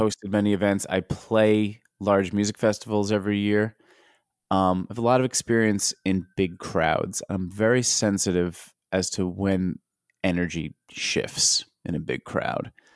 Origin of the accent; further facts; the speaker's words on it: United States; as an American